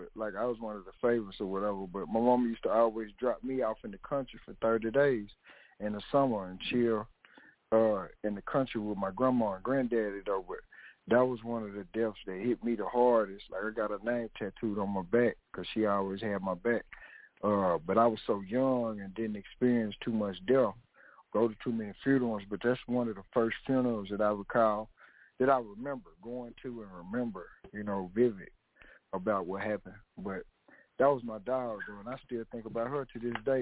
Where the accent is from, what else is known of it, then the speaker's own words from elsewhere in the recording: Little Rock, Arkansas, United States; I'm from Little Rock, banging in Little Rock